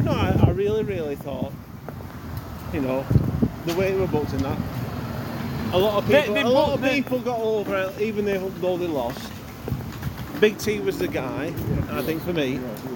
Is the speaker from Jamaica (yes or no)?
no; Rochdale, North West England, United Kingdom; I'm from Rochdale.